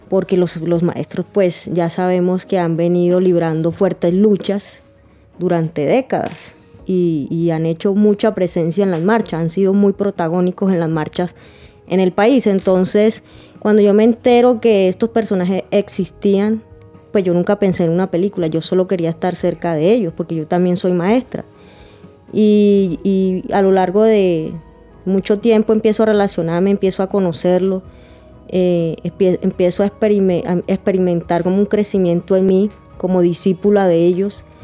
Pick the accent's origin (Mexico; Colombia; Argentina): Colombia; Caribbean Region; also born or lived in Pereira, Colombia; yo soy pereirana, pero pues eh, te das cuenta de que he crecido y me he educado en el Caribe colombiano.